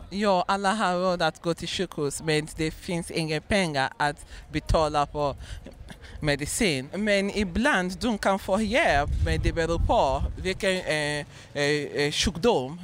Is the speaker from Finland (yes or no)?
no; Nigeria; Swedish is a second language; now in Sweden; jag kommer från Nigeria